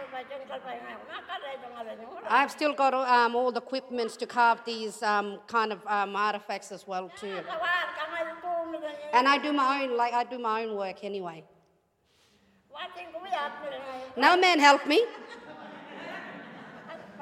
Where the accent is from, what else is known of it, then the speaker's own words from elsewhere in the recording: Papunya, Northern Territory, Australia; I'm from Papanya, I live in Papanya